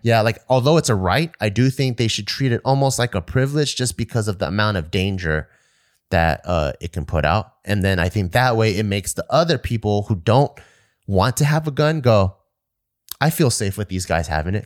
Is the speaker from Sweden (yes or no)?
no; United States